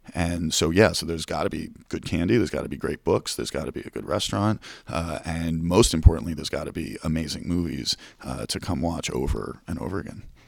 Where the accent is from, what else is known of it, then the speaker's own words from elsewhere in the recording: New York City, New York, United States; as a young boy growing up in Manhattan